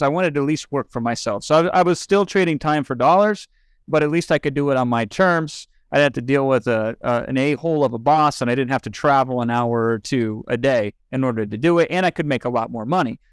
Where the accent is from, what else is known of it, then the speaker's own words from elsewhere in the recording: Iowa, United States; moved away as an adult; also born or lived in California; now in Los Angeles, United States; I moved out there from Iowa, but born in eighty-three. So I lived a majority of my life thus far in Iowa